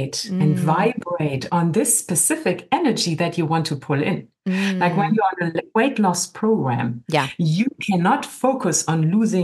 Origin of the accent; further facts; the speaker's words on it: Germany; now in California, United States; I'm originally from Germany